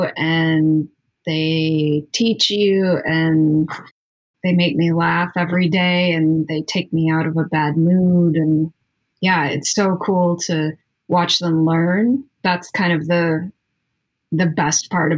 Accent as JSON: {"language": "English", "town": "Chicago", "region": "Illinois", "country": "United States", "also_born_or_lived": "Wellington, Florida / South Carolina", "moved": "as an adult", "lives_now": "Jacksonville, United States", "said": "I'm from Chicago originally."}